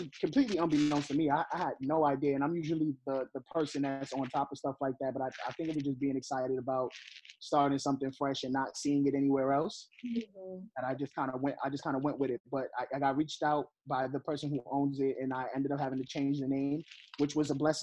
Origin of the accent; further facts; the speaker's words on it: New York City, New York, United States; I'm from the Bronx. I'm from the projects in the Bronx